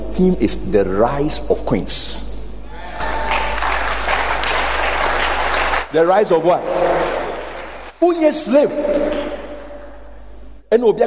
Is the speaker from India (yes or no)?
no; Ghana; I'm a Ghanaian. I'm a black African.